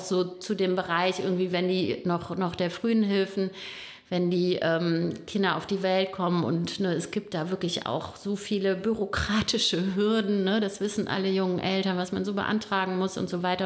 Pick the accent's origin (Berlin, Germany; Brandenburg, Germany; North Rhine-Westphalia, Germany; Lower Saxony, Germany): North Rhine-Westphalia, Germany; Bonn; moved away; also born or lived in Hersel; Ich bin in Bonn geboren, lebe aber äh, mit meiner Familie in Hersel, bin auch nicht mein ganzes Leben in Bonn gewesen, aber irgendwann dann wieder hier gelandet